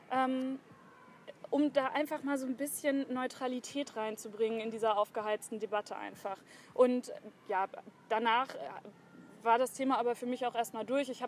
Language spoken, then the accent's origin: German; Hanover, Lower Saxony, Germany; ich bin 28 Jahre alt, komme aus Hannover, bin hier geboren und aufgewachsen, zuerst in der Südstadt.